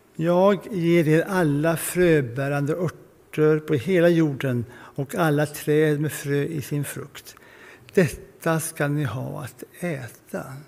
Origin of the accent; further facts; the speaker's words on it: Sweden; som svenskar